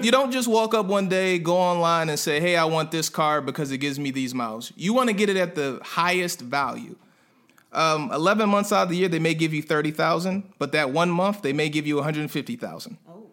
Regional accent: Prince George's County, Maryland, United States; moved away as an adult; also born or lived in North Carolina; I'm a guy from PG County, right outside of DC in Maryland

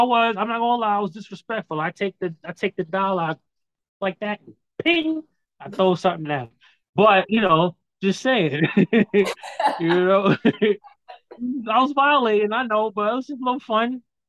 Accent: Bronx, New York, United States; also born or lived in Long Island / Brooklyn; I'm from the Bronx originally.

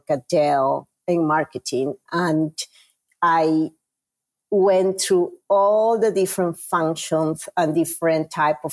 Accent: Peru; English is a second language; moved away as an adult; now in United States; I am originally from Peru, South America

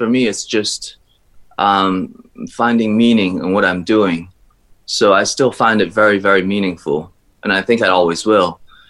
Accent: China; born there; So for myself, I was born in China, but I've been raised almost all around the world.

